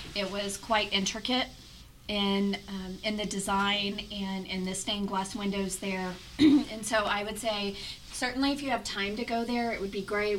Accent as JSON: {"language": "English", "country": "United States", "said": "As an American"}